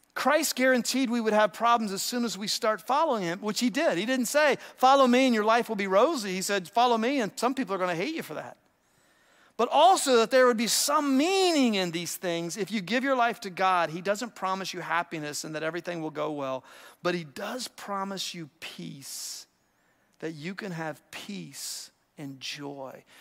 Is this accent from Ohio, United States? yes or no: yes; Ohio, United States; I grew up in Ohio